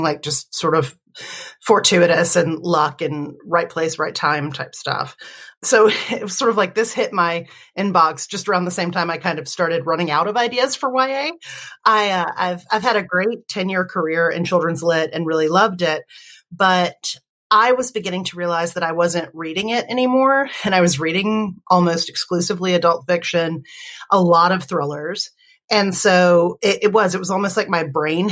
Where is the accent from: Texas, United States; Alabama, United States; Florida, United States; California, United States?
Alabama, United States; where are you from? And I said, you know, Alabama